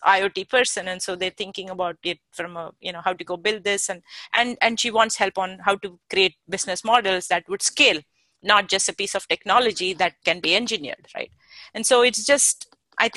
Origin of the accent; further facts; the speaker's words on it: India; now in Silicon Valley, United States; I came originally from India